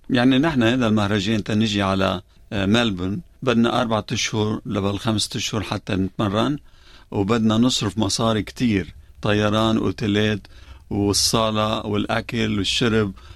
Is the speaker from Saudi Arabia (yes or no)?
no; Lebanon; now in Melbourne, Australia